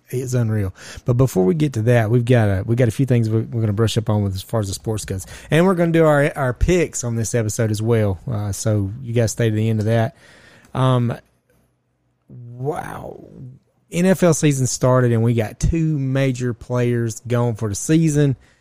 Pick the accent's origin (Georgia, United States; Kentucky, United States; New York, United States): Georgia, United States; we are from Ju-, the state of, great state of Georgia